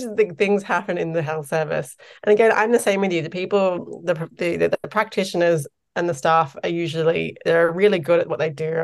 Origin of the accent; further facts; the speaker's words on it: Australia; moved away as an adult; now in Ireland; as an Australian